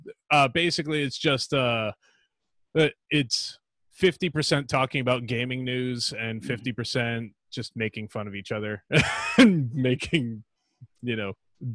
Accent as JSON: {"language": "English", "region": "England", "country": "United Kingdom", "accent": "English", "said": "As far as my English accent goes, I don't know. I don't have a distinction between Liverpool, where else, Manchester."}